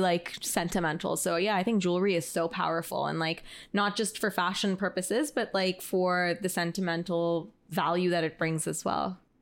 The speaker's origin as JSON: {"language": "English", "town": "Toronto", "region": "Ontario", "country": "Canada", "moved": "yes", "said": "I'm originally from Toronto"}